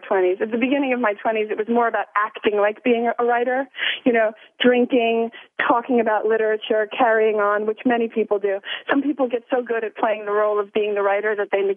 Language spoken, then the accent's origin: English; Long Island, New York, United States; I'm from Long Island, so not too far. And my parents owned a party store when I was growing up